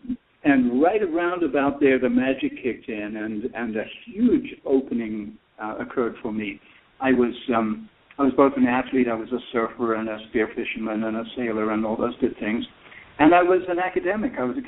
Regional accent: South Africa; moved away as an adult; also born or lived in United Kingdom / Santa Cruz, California; now in United States; Yeah, so I'm British. I grew up in South Africa, moved there when I was a young child. Got to grow up in this truly amazing country called South Africa

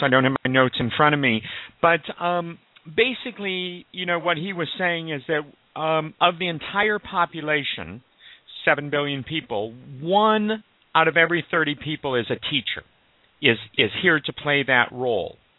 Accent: Omaha, Nebraska, United States; I was raised Jewish in Omaha, Nebraska.

